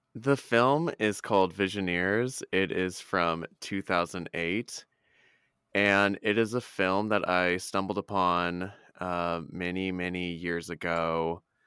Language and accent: English; Indianapolis, Indiana, United States; moved away; I was back in town in my hometown in Indy